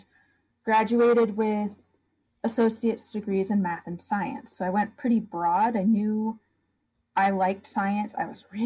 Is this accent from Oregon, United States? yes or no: no; upstate New York, United States; moved away as an adult; also born or lived in Maine; I grew up in rural upstate New York